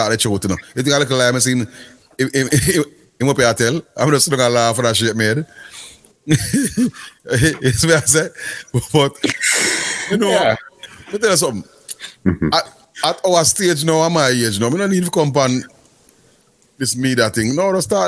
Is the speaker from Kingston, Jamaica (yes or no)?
yes; Kingston, Jamaica; I come from Greenwich Farm